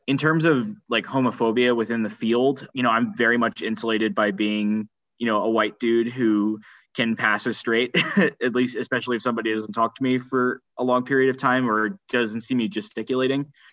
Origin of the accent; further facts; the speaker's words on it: New Jersey, United States; moved away as an adult; also born or lived in California; now in Princeton, United States; I'm from New Jersey originally, so I'm happy to be back